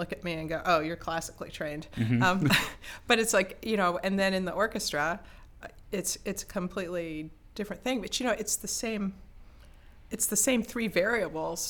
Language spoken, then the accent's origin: English; Lakeland, Florida, United States; I grew up in Florida